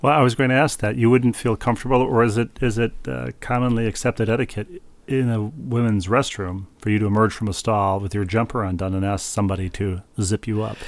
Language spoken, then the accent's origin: English; Midwest, United States; moved away as an adult; also born or lived in East Coast, New England; now in New England, United States; I am a Midwesterner who has lived on the East Coast for a long time